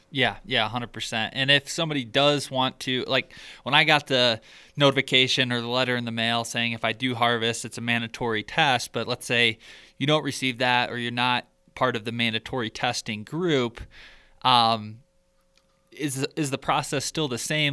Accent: Michigan, United States; growing up in Michigan, the the neighboring county to where I grew up

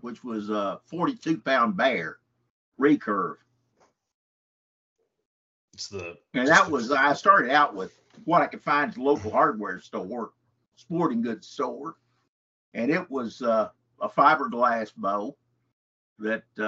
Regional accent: Henderson, Texas, United States; also born or lived in Memphis; I grew up in Henderson in East Texas.

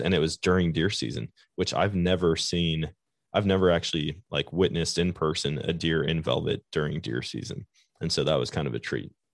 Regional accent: Wisconsin, United States; moved away; I grew up in Wisconsin.

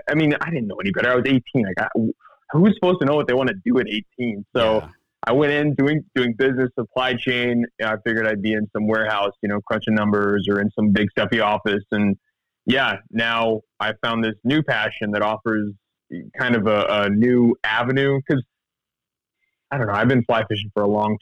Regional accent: the Ozarks, Missouri, United States; also born or lived in Kansas; I grew up in the Ozarks in Missouri

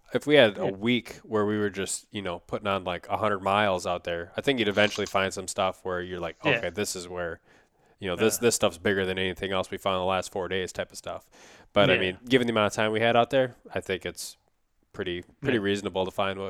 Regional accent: Wisconsin, United States; it growing up in Wisconsin and a couple times since I've come to Minnesota, but typically it's always been either during the spawn for carp when they're just kind

